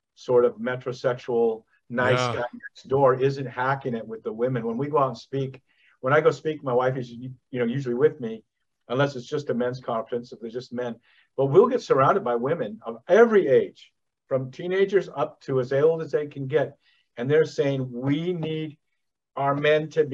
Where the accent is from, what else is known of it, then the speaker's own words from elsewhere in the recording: the West, United States; I was raised in the West, you know, and I know every nook of ground between California and the Dakotas